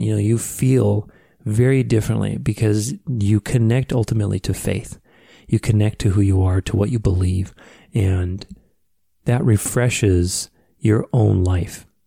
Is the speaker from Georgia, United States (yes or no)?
no; Phoenix, Arizona, United States; when I went to high school in my hometown here of Phoenix